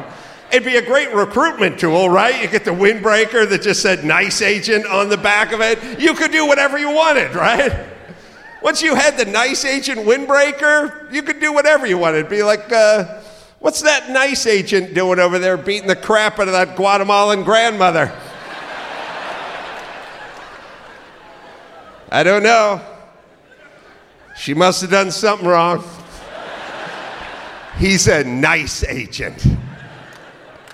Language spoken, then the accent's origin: English; California, United States; I'm from California